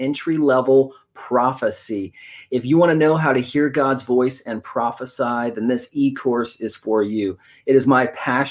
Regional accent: West Coast, United States; moved away; I'm originally from the West Coast

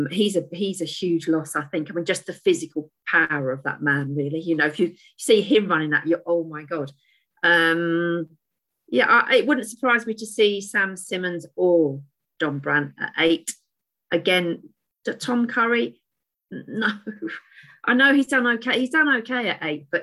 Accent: England, United Kingdom; I'm English

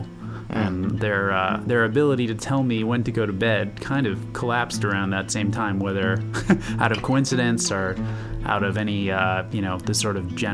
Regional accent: New York City, New York, United States; I grew up in New York City, so park time was a break from the urban gray

